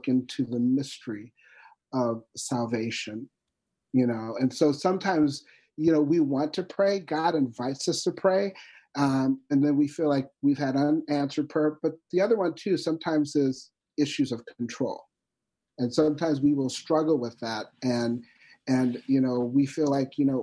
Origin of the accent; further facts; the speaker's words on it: North Dakota, United States; I'm from North Dakota